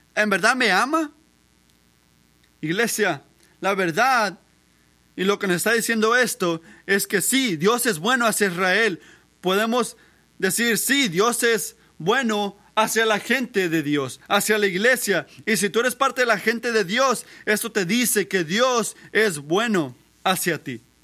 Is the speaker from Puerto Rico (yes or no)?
yes; Puerto Rico; moved away; yo crecí en Puerto Rico